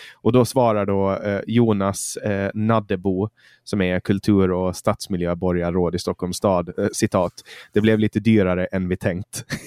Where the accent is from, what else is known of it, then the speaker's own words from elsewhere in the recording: Mariehamn, Åland Islands; min hemstad Mariehamn